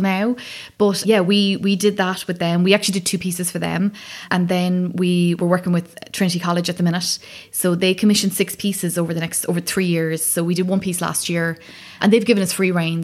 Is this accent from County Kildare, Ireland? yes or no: no; County Wicklow, Ireland; moved away; we're both from Wicklow.